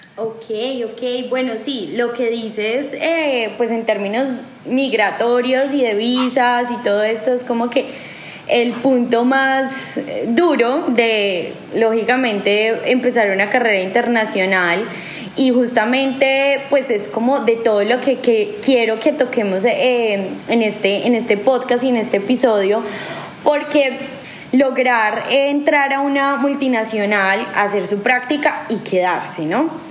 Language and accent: Spanish; Colombia